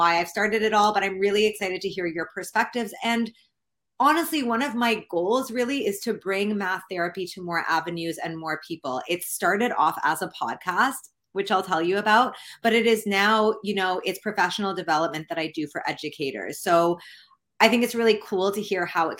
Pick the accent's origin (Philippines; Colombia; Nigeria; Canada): Canada; I'm from Canada